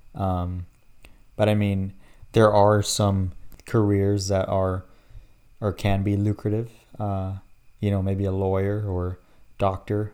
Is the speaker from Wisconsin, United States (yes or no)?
no; Dallas, Texas, United States; born and raised in Dallas, the best city out there